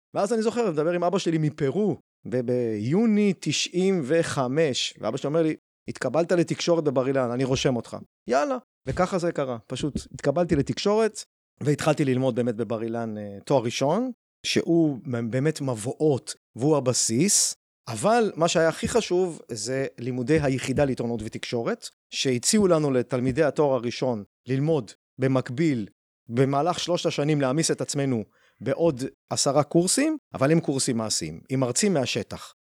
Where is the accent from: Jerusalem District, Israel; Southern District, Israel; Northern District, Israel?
Southern District, Israel; Beersheba; now in Rehovot, Israel; בבאר שבע, שם גדלתי